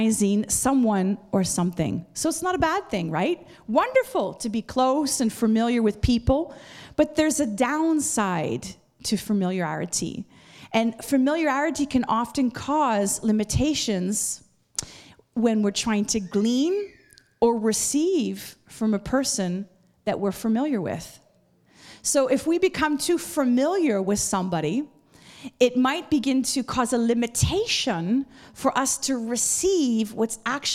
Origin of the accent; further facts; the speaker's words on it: Montreal, Quebec, Canada; moved away; like at my own hometown. Montreal is where I'm from